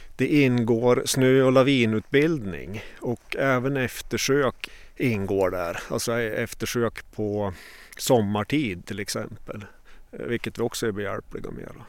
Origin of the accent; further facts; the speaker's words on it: Åre, Jämtland, Sweden; jag är eh, född och uppvuxen i Åre, bor kvar här en mil utanför.